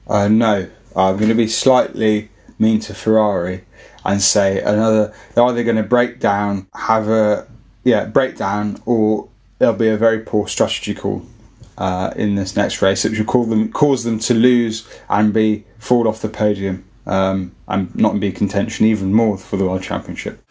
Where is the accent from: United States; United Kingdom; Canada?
United Kingdom; Birmingham, West Midlands; We're all from Birmingham